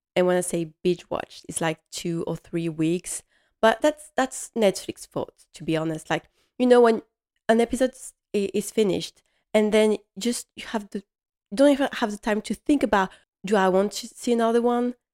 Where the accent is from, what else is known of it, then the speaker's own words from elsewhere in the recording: Strasbourg, Grand Est, France; English is a second language; I come from Strasbourg